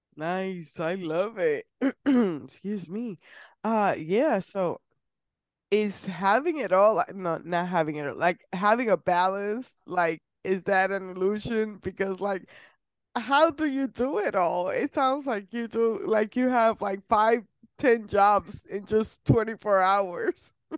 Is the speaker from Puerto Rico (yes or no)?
yes; Puerto Rico; I'm from Puerto Rico